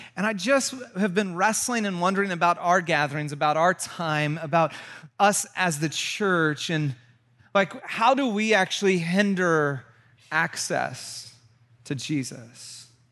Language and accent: English; Santa Cruz, California, United States; moved away; also born or lived in Chicago / Georgia; We're both from Santa Cruz